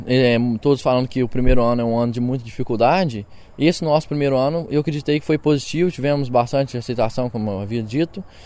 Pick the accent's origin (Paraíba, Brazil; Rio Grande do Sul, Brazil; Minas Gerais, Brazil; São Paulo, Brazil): Minas Gerais, Brazil; Machado; Eu sou de Machado, no sul de Minas Gerais